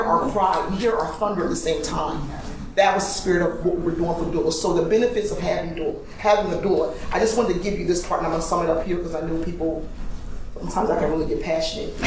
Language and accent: English; Camden, New Jersey, United States; I'm from Camden, New Jersey, and in my city, there were only two women who were doulas